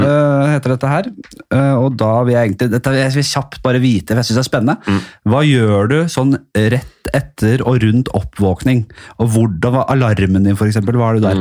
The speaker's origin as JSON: {"language": "Norwegian", "region": "Oslo", "country": "Norway", "said": "jeg er fra Bekkelaget."}